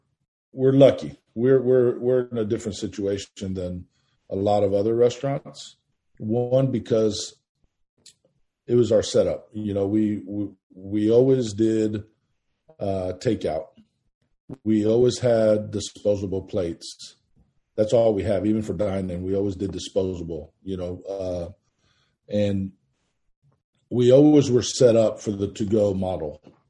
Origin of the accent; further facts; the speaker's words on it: Manhattan, New York, United States; born there; now in Houston, United States; Went to New York. We lived in Manhattan. I was born in Manhattan. And in 1977, they migrated down here to Houston.